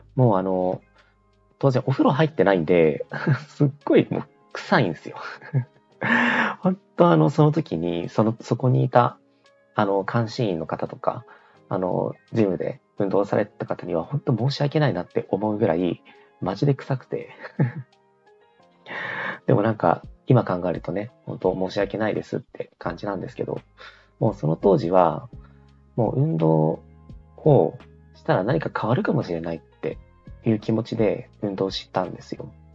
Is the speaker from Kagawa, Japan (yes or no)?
no; southern Chiba Prefecture, Japan; moved away; 私の田舎が千葉県の結構な南の方で結構田舎なんですけど